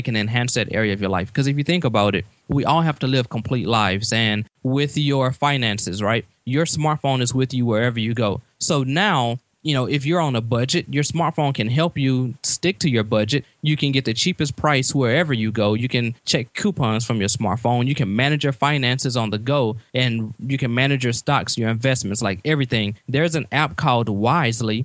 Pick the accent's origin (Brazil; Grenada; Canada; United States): United States; Beaumont, Texas; I grew up in Beaumont, Texas